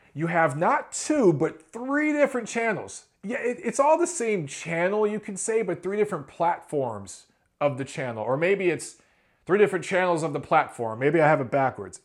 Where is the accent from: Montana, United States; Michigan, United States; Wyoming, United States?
Michigan, United States; Detroit; coming out of Philly and Detroit, my hometown